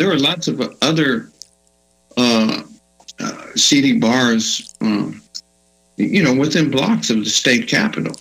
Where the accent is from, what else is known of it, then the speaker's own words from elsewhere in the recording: Johnson City, Texas, United States; also born or lived in Fredericksburg, Texas; now in Austin, United States; I grew up in Johnson City, Texas.